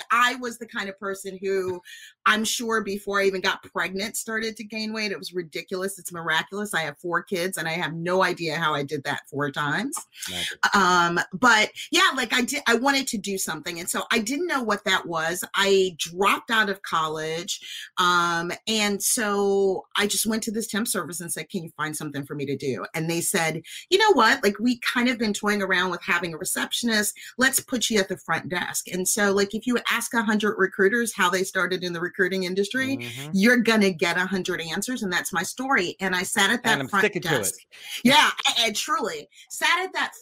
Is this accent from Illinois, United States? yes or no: yes; Chicago, Illinois, United States; I am from Chicago